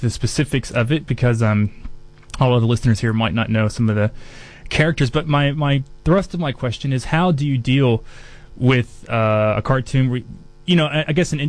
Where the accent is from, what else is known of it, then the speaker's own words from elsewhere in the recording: Kentucky, United States; now in New Zealand; I'm from Kentucky